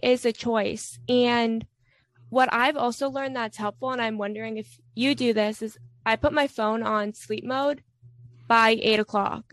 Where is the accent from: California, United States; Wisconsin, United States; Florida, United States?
Florida, United States; I'm from Florida